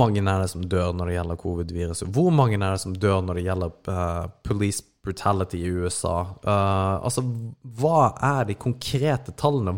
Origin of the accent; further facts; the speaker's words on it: Norway; vi ble født i Norge